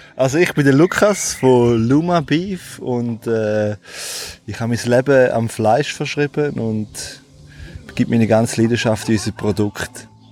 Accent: Switzerland; uns Schweizer

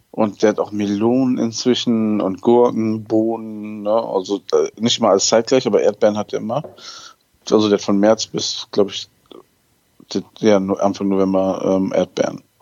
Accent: Netherlands; Und ich komme ja hier aus dem Land der Tomaten.

